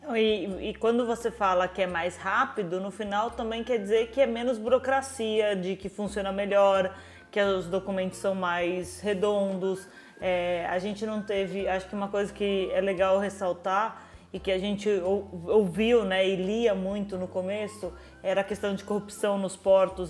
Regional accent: Brazil; moved away; mesmo sendo brasileiros

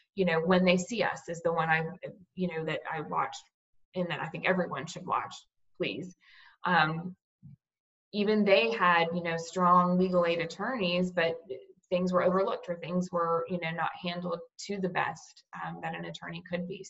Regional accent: Cape Coral, Florida, United States; now in Tallahassee, United States; In Cape Coral, Florida. It's down near um, on the Gulf Coast near Fort Myers.

